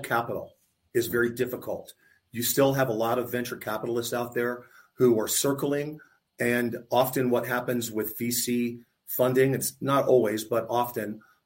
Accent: Tampa, Florida, United States; I grew up in Tampa, I went to college in Tampa

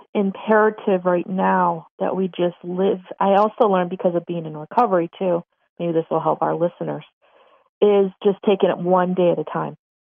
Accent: Buffalo, New York, United States; I'm not from a big city. Okay. I'm from Buffalo, New York.

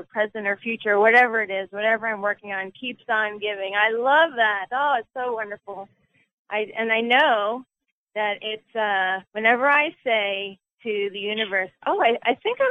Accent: New Jersey, United States; moved away; also born or lived in the South (US); I'm from New Jersey

